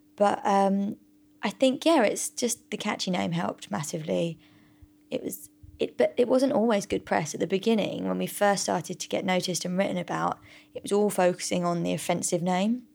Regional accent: United Kingdom; we're all British

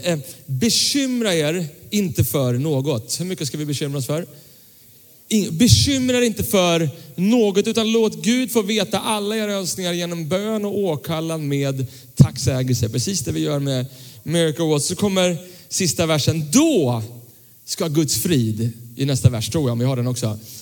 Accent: Tyresö, Stockholm County, Sweden; när jag växte upp eh, så växte jag upp eh, i, i en pingkyrka söder om Stockholm som, som, som ligger i Tyresö fortfarande, Tyresö pingstkyrka

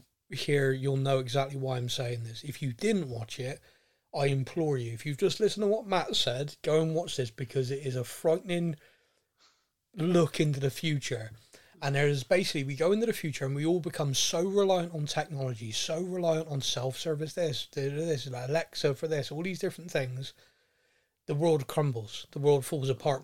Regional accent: Bristol, South West England, United Kingdom; I obviously was born and raised in Bristol

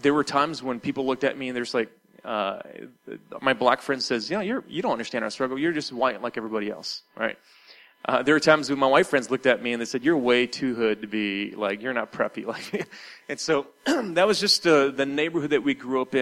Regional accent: Detroit, Michigan, United States; my city that I grew up in Detroit was 90% black

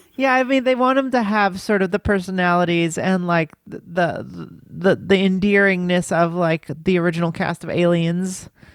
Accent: United States; I'm an American

